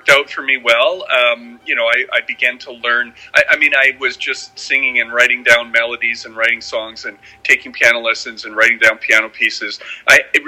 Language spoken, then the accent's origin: English; Manitoba, Canada; moved away as an adult; also born or lived in Red River, Manitoba; now in Vancouver, Canada; I grew up and worked in Manitoba for much of my career, and my family's there